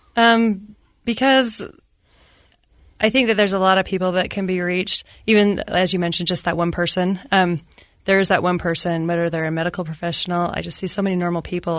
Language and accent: English; Ogden, Utah, United States; I grew up in Ogden, Utah.